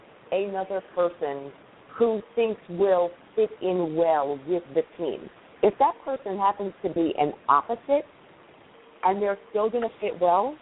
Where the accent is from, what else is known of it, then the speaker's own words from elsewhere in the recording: New York City, New York, United States; accent: New York; I'm from Queens. I was born and raised in Queens.